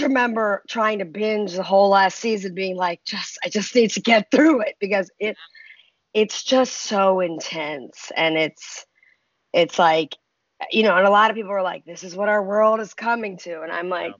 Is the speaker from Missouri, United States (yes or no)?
no; Baltimore, Maryland, United States; I grew up in Baltimore